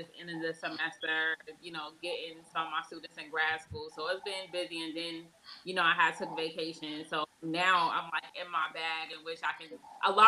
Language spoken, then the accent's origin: English; Boston, Massachusetts, United States; moved away; also born or lived in Tuskegee, Alabama; I'm from Boston, Massachusetts, but I'm here